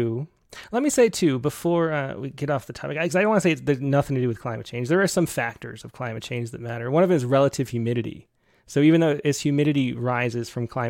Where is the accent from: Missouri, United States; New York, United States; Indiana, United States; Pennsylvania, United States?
New York, United States; moved away; I was from New York